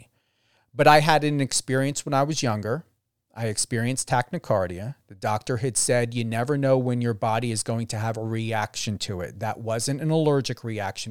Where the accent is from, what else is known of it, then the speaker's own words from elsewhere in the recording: New Jersey, United States; now in Las Vegas, United States; I'm currently in Las Vegas, Nevada. I know I'm originally from New Jersey